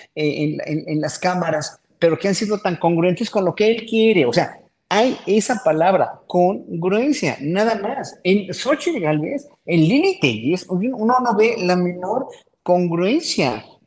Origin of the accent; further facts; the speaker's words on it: Mexico; como pueblo mexicano que somos